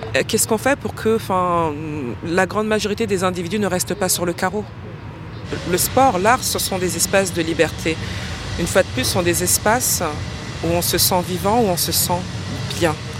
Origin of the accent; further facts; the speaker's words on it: Paris, Île-de-France, France; des origines sociales d'un quartier populaire euh, qui est celui de Ménilmontant, euh, qui est ma colonne vertébrale